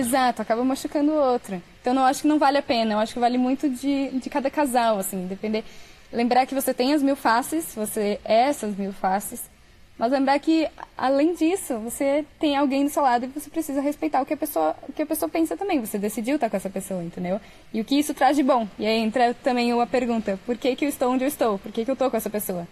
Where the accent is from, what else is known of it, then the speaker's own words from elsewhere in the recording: Brazil; moved away as an adult; Eu saí do Brasil com mil euros.